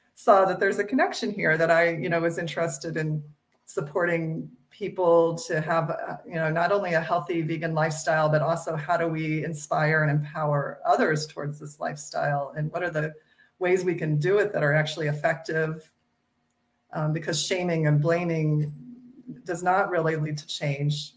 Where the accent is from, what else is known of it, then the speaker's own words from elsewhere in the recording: Midwest of the United States, United States; I grew up in the Midwest of the United States